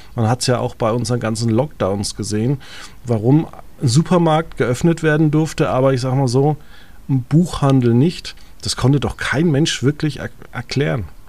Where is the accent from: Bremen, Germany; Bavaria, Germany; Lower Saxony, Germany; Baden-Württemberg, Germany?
Bavaria, Germany; home village where the CSU is active; in meinem Heimatdorf, wie viele Veranstaltungen die C S U einfach macht